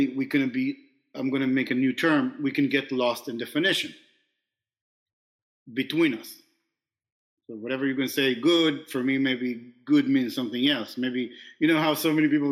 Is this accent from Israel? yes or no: yes; Israel; now in New York, United States; I was born in New York. And now you tell me, oh, wait a minute. Where were you raised? And I'm like, oh, in Israel.